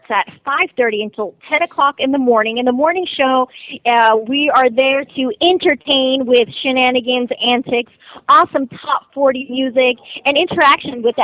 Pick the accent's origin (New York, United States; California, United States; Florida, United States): Florida, United States; South; also born or lived in Colombia; I originally grew up down here in South Florida. I'm from Columbia